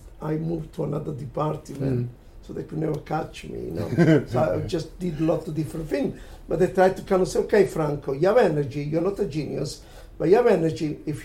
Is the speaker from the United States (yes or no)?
no; Italy; now in London, United Kingdom; I was coming from Italy